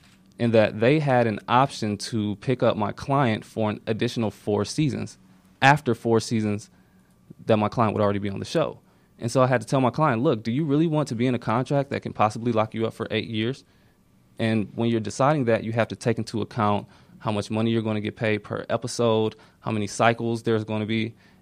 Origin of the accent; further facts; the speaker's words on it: Ohio, United States; now in Atlanta, United States; I'm from Ohio. Went to Miami.